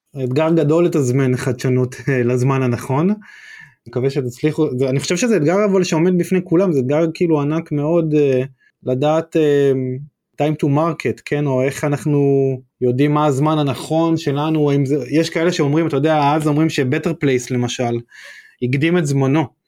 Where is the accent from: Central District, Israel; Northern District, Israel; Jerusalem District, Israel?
Northern District, Israel; בתור צפוני